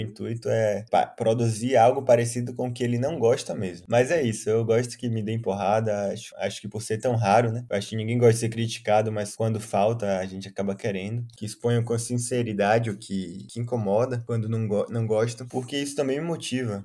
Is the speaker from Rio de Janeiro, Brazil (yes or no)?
no; Salvador, Bahia, Brazil; eu cresci em Estelamares, como você, é, bairro distante do centro de Salvador